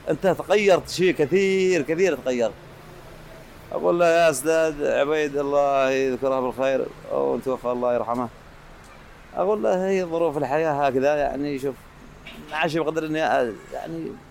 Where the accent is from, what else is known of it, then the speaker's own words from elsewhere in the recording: South Yemen, Yemen; لأن عندنا نظام عندنا في الجنوب قبل الوحدة كان ممنوع على المواطنين ان يغتربوا برا